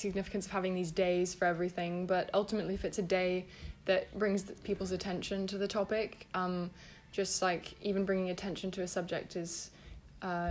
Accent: United Kingdom; I'm from Britain, and I'm white

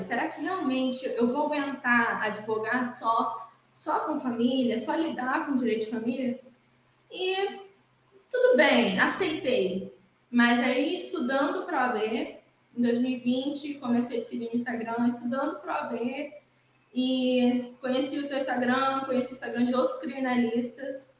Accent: Cachoeiro de Itapemirim, Espírito Santo, Brazil; now in Vila Velha, Brazil; nasci em Cachoeiro de Itapemirim, que é no interior do estado do Espírito Santo. Nasci, cresci, fiz faculdade em Cachoeiro

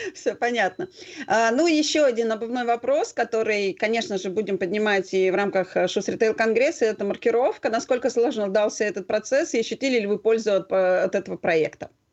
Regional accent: Moscow, Russia; мы как москвичи, да, то есть ну, как в московском регионе

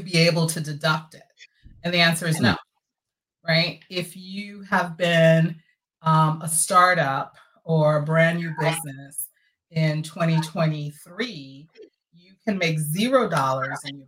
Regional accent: New York City, New York, United States; now in Florida, United States; we went to New York, which is really my hometown, right? New York City

